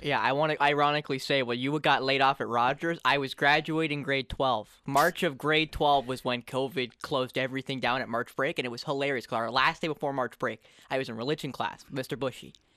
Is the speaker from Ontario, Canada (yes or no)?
yes; Wiarton, Ontario, Canada; I'm from Wyerton, Ontario, Canada